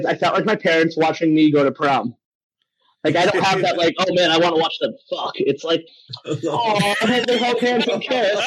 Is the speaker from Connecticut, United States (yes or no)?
yes; Meriden, Connecticut, United States; also born or lived in Wallingford, Connecticut; where I'm from in Wallingford, Connecticut. I'm from Meriden.